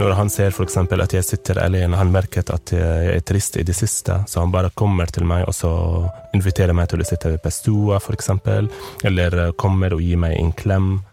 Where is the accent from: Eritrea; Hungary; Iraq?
Eritrea; now in Norway; jeg kommer fra Eritrea, og at jeg egentlig er fra Eritrea